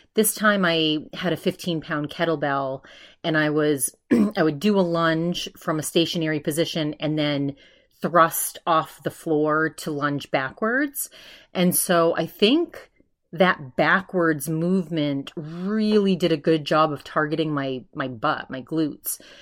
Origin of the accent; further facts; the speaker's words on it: East Coast, United States; I'm from the East Coast